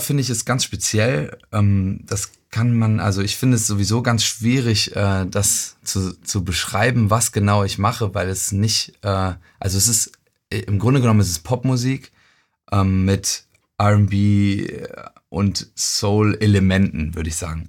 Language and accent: German; Euskirchen, North Rhine-Westphalia, Germany; also born or lived in Cologne; Also ich bin in Köln geboren und in Euskirchen aufgewachsen.